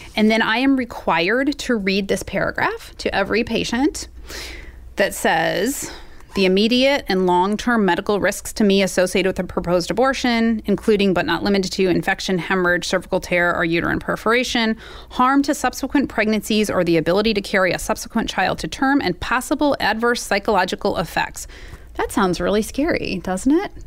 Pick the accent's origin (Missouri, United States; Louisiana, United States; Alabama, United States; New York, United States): Missouri, United States; I live in Missouri. I grew up here in Missouri.